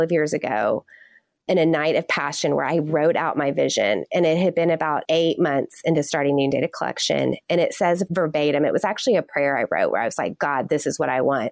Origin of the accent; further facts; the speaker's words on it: Texas, United States; I'm from Texas. Everything's big in Texas